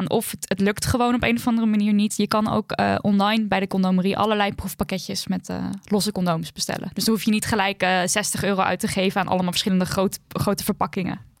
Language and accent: Dutch; Turkey; en daarmee bedoel ik de Turkse gemeenschap, want ik ben Turks